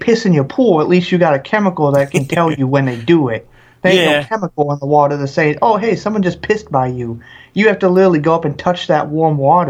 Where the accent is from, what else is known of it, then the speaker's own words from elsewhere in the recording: Peck, Michigan, United States; now in Sandusky, United States; I am from the small town of Sandusky, Michigan. Well, technically I'm from Peck, Michigan, but I now reside in Sandusky. It's just a small town, the thumb area of Michigan. Quiet little place